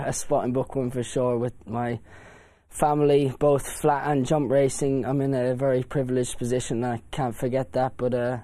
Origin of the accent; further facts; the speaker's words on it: Ireland; growing up in Ireland, I used to ride out for my grandfather, Desi Hughes